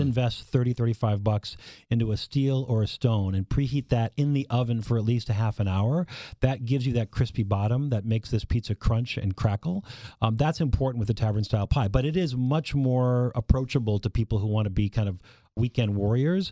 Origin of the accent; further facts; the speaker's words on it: Minnesota, United States; moved away; also born or lived in Wisconsin / Michigan / Illinois / Iowa; I'm from Minnesota